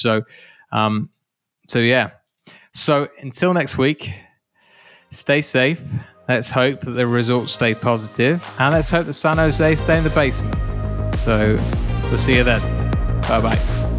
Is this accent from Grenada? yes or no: no; United Kingdom; I'm British